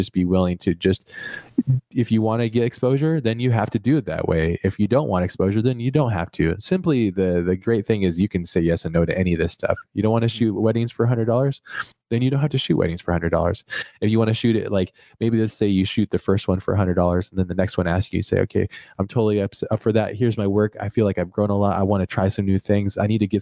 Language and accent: English; United States; I'm American.